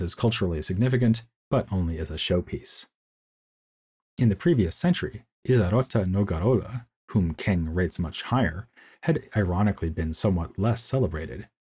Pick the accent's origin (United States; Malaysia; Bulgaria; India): United States; now in Munich, Germany; As an American who can speak German more or less competently